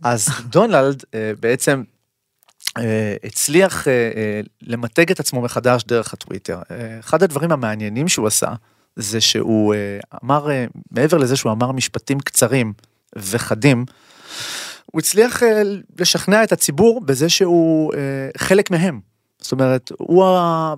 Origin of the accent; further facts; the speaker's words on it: Israel; אנחנו כישראלים